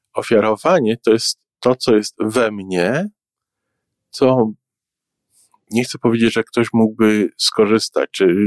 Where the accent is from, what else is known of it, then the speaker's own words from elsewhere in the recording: Warsaw, Masovian Voivodeship, Poland; now in Toronto, Canada; jestem warszawiakiem, który który mieszka w Kanadzie